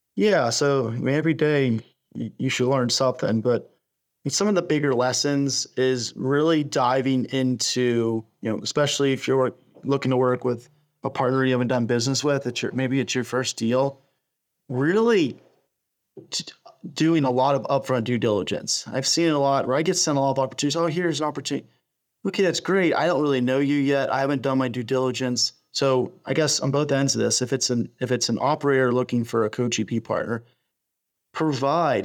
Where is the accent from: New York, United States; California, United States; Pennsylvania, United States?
Pennsylvania, United States; Pittsburgh; I'm originally from Pittsburgh